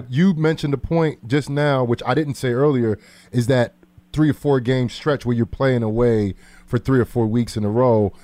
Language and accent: English; New Jersey, United States; I'm from Jersey